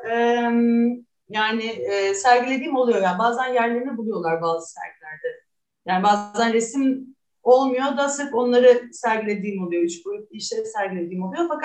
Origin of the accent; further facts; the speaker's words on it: Istanbul, Turkey; also born or lived in Münster, Germany / Halle, Germany; ben 1985 yılında doğdum İstanbul'da